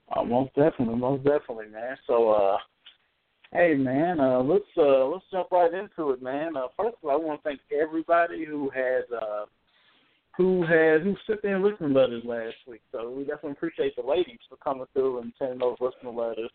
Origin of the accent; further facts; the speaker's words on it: Indianapolis, Indiana, United States; we we're from Indianapolis